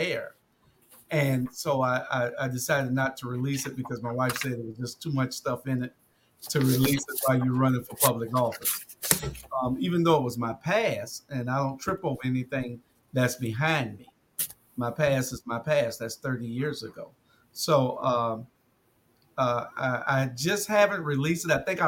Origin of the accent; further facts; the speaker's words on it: Savannah, Georgia, United States; I grew up in Savannah, Georgia, little city on the coast, east coast of Georgia